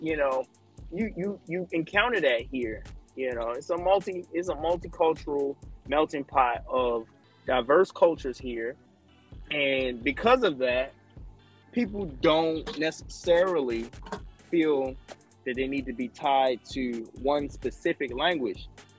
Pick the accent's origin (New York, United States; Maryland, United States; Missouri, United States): Maryland, United States; Baltimore; I grew up in Baltimore. Yeah, we have a large Spanish population